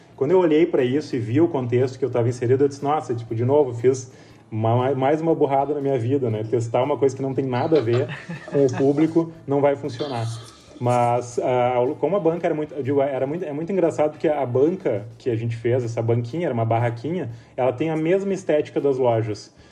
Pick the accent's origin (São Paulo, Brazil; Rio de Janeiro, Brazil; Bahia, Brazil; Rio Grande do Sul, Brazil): Rio Grande do Sul, Brazil; São Sebastião do Caí; eu venho de uma cidade do interior, de São Sebastião do Caí, que é, que é perto de Porto Alegre, mas é uma cidade pequena